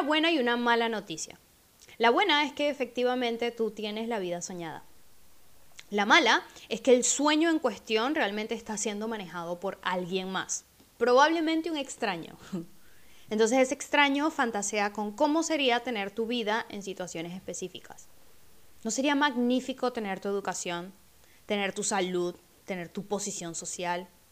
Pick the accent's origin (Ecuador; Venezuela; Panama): Venezuela; moved away; mi país, de donde vengo, Venezuela